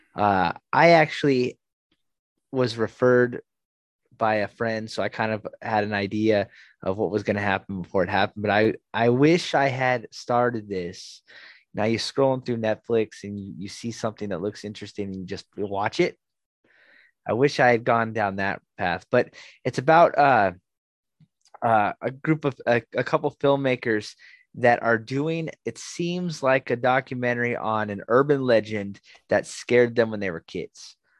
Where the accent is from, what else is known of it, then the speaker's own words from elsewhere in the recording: Southern California, United States; I'm also from Southern California